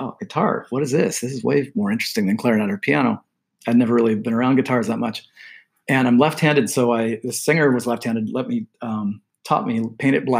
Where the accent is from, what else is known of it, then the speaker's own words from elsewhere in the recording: Del Mar, California, United States; I grew up in Del Mar